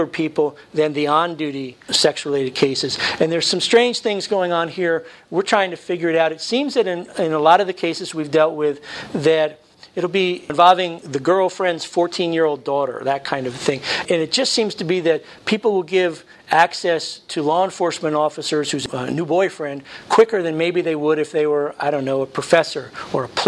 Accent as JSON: {"language": "English", "region": "New Jersey", "country": "United States", "tie": "born or raised there", "said": "I was born in New Jersey."}